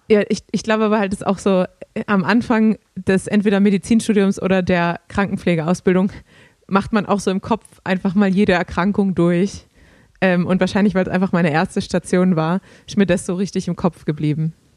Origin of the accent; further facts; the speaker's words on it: Germany; als Deutscher